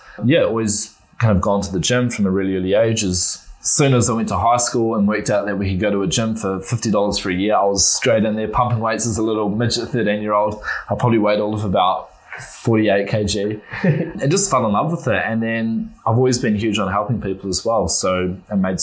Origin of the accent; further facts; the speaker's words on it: Christchurch, Canterbury, New Zealand; moved away as an adult; now in Wellington, New Zealand; I'm born and bred in Christchurch, a proud Cantabrian